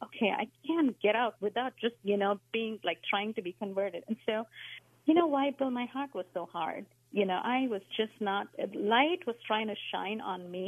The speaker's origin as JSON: {"language": "English", "country": "India", "tie": "born or raised there", "moved": "yes", "said": "So I grew up in India, as a Hindu, went to temples, did all the rituals"}